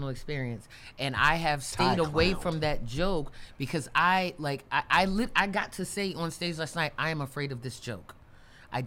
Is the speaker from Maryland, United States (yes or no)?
yes; Baltimore, Maryland, United States; in my hometown, like, I can't really do an open mic in Baltimore